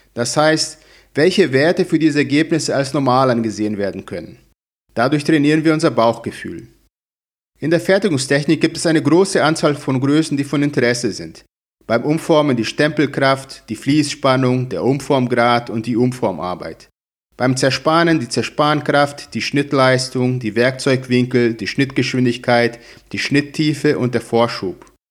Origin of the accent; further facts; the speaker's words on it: Brazil; moved away as an adult; now in Hamburg, Germany; Ich komme aus Brasilien, wo ich auch schon Dozent war